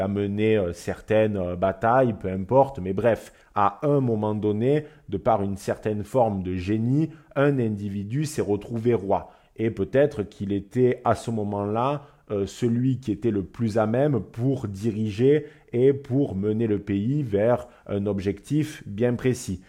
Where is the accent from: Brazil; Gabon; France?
France; en tant que Français